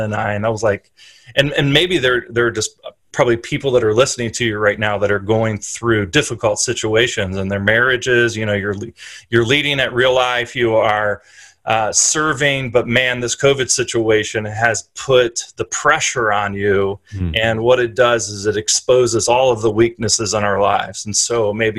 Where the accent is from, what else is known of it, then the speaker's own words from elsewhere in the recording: Columbus, Ohio, United States; moved away as an adult; also born or lived in Princeton, New Jersey; now in Philadelphia, United States; I grew up in Columbus, Ohio